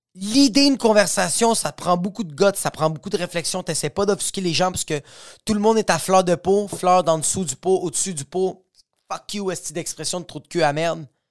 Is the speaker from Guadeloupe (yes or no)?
no; Quebec, Canada; je suis québécois